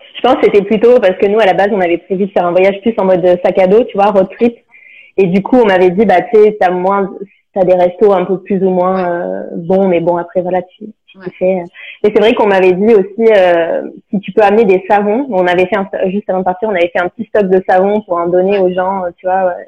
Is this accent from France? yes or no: yes; France; now in Montreal, Canada; j'habite pas sur le plateau, même si je suis française